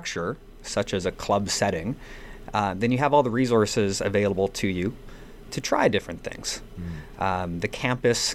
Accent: Vancouver, British Columbia, Canada; moved away; also born or lived in Wolfville, Nova Scotia; I'm originally from the West Coast, from Vancouver

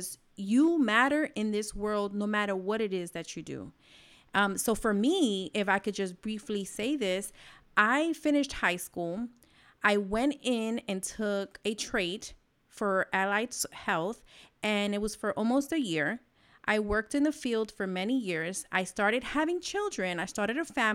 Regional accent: New York, United States; I'm from New York.

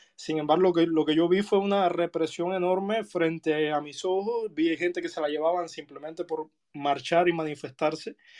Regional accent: Cuba; moved away as an adult; yo salí de Cuba en el año 2019

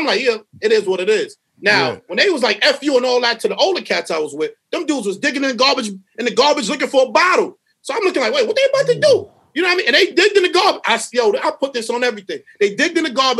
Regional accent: New York City, New York, United States; moved away; also born or lived in Mount Vernon; I'm from Brooklyn

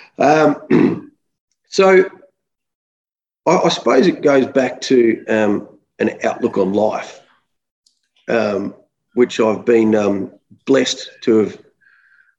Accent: Melbourne, Victoria, Australia; also born or lived in Wangaratta, Victoria; we grew up in Melbourne

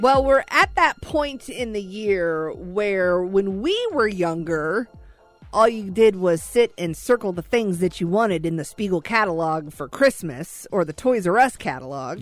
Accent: Joplin, Missouri, United States; I'm from Joplin, Missouri

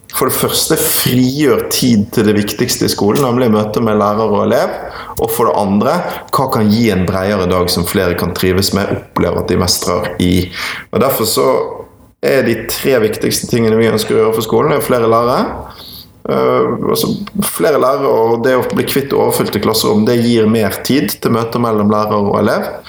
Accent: Bergen, Vestland, Norway; Og så er jeg jo fra Bergen, en utrolig vakker by. Eh, og så hadde jeg skolegangen min på Møhlenpris skole og på det nå nedlagte Bergen Handelsgym, BHG.

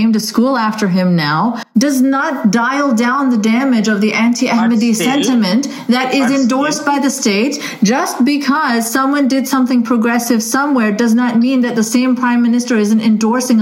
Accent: Pakistan; my experience as a Pakistani

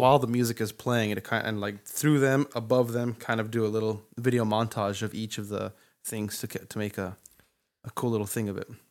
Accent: Santa Fe, New Mexico, United States; growing up in Santa Fe

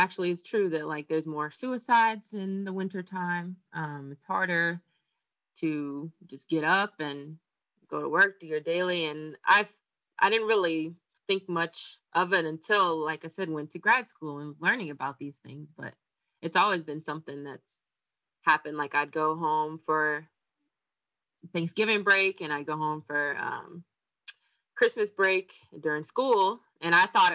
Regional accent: North Carolina, United States; moved away as an adult; now in Florida, United States; I'm from North Carolina. I've had North Carolina everything through all my states

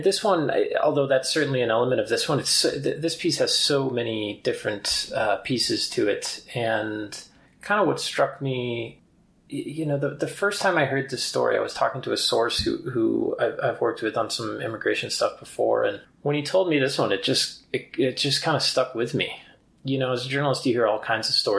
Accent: upstate New York, United States; also born or lived in New Hampshire; now in Colorado, United States; I grew up in the Northeast in upstate New York

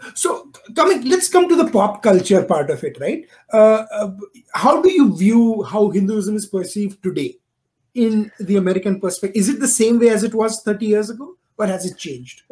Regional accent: India; moved away as an adult; now in United States; I am born and raised in India, and so are my co-founders. And uh, but we uh, we are based over here in US for the last you know decade and a half

